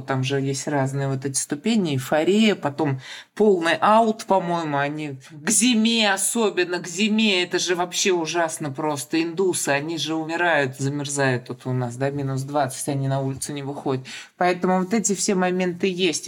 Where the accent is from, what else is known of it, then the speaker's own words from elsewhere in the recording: Kazan, Tatarstan, Russia; я из Казани, и татарский язык